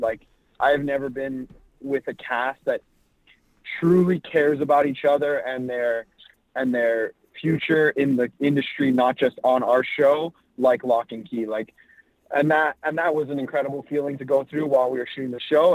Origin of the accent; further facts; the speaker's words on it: Toronto, Ontario, Canada; also born or lived in Los Angeles; So I was born in Toronto, Canada, and that's where I try and stay based out of. I yeah. spend quite a bit of time in LA as well, but um, growing up, I was here in Toronto